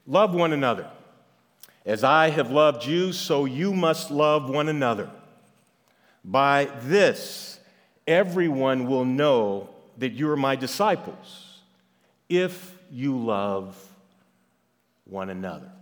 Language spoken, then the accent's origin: English; St. Louis, Missouri, United States; I am from St. Louis